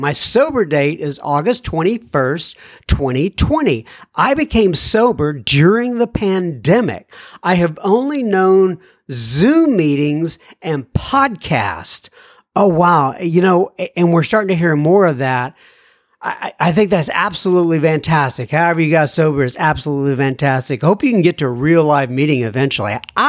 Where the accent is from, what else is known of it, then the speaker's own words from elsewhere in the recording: St. Albans, Vermont, United States; now in Titusville, United States; I reside in Titusville, Florida, and I am originally from St. Albans, Vermont, where I did most of my 22 years of alcoholic drinking